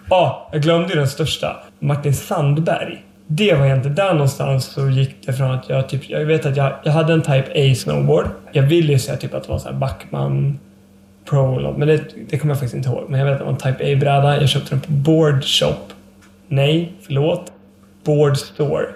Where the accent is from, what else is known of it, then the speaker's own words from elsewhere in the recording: Leksand, Dalarna County, Sweden; also born or lived in Åre; now in Umeå, Sweden; jag är uppvuxen i Laknäs. En ännu mindre by. Som ligger då en mil utanför Leksand.